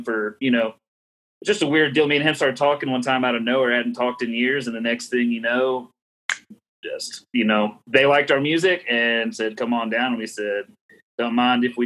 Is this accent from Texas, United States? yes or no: yes; Lubbock, Texas, United States; we're from Lubbock, Texas. We're from this Cap Rock area